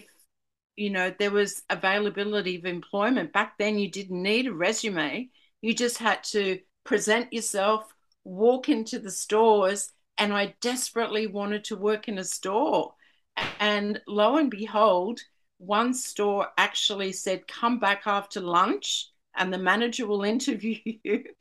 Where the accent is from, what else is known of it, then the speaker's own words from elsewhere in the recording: Sydney, New South Wales, Australia; I'm from Sydney